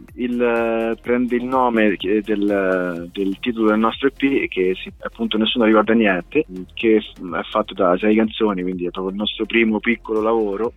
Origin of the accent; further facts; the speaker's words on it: Montefiascone, Lazio, Italy; io di Monte Viescone